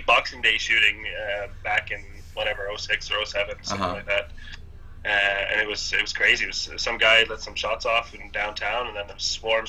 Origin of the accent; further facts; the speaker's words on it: Hamilton, Ontario, Canada; moved away as an adult; now in Sweden; I was born in Hamilton. 85, grew up in the East End.